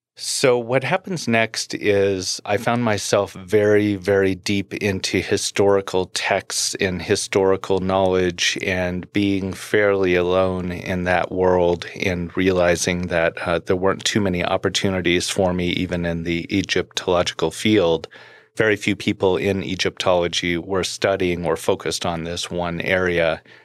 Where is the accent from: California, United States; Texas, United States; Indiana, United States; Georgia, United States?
California, United States; Los Angeles; moved away as an adult; also born or lived in Orange County, California / Colorado; I grew up in Orange County and Los Angeles in the music world